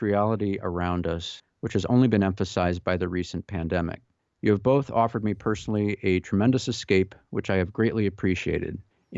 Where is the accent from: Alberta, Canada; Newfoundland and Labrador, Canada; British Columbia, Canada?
Newfoundland and Labrador, Canada; I grew up in Newfoundland in eastern Canada, a foggy place with a strong Irish folklore history.